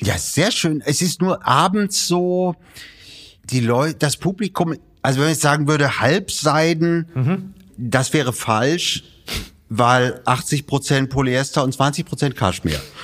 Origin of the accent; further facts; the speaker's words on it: Bremen, Germany; Geboren in Bremen